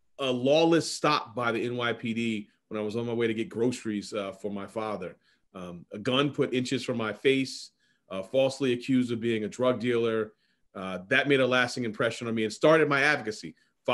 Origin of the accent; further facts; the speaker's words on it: New York City, New York, United States; I'm a lifelong Manhattanite, lived in Central Harlem and other parts of Harlem for my entire life